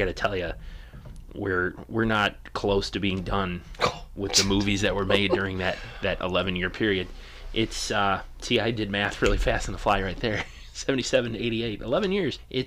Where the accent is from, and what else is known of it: North Woods of Wisconsin, United States; born or raised there; now in Milwaukee, United States